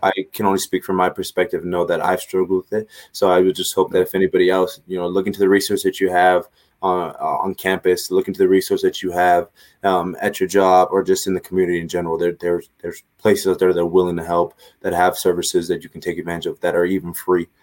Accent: Los Angeles, California, United States; moved away; I'm from Los Angeles

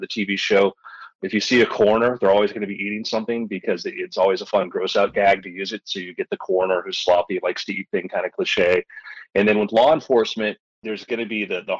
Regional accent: Florida, United States; I grew up in Florida.

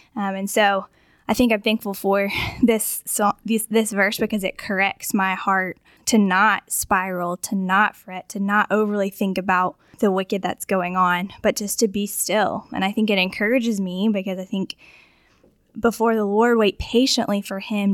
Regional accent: Augusta, Georgia, United States; moved away as an adult; also born or lived in Florida; I grew up in Augusta, um, but moved away for a while, lived in Florida, and now, um, I'm back here

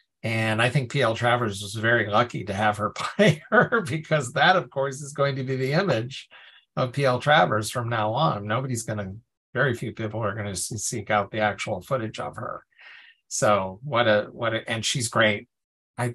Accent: Ireland; I'm Irish myself.

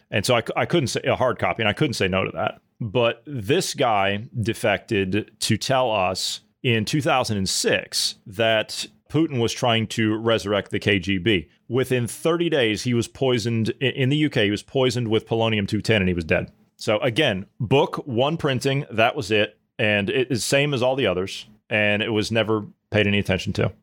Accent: United States; as an American

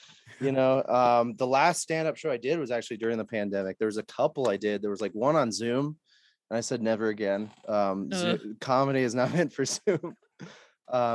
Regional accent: United States; an American guy

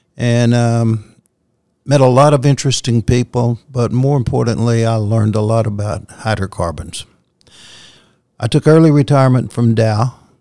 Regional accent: Louisiana, United States; moved away; I grew up in Louisiana

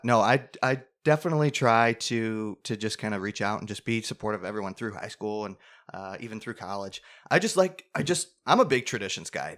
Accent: Clarence, New York, United States; the town where we are from

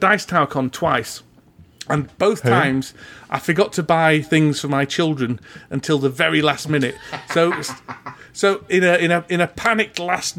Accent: Huddersfield, Yorkshire and the Humber, United Kingdom; my hometown of Huddersfield

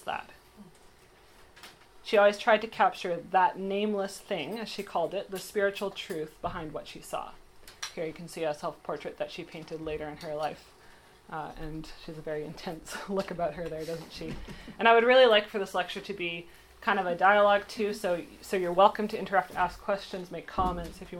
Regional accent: Victoria, British Columbia, Canada; Emily Carr is someone that I've grown up with because I grew up in Victoria

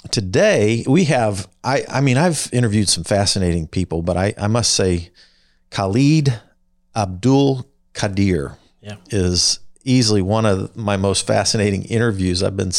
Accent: Wichita, Kansas, United States; born or raised there

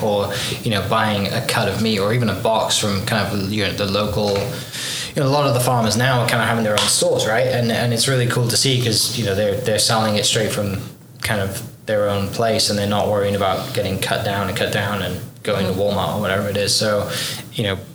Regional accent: Wales, United Kingdom; now in Oklahoma, United States; I'm from Wales in the UK

